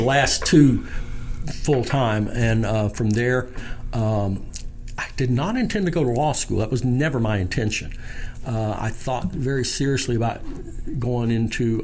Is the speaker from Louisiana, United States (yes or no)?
yes; Shreveport, Louisiana, United States; I'm was born and raised here in Shreveport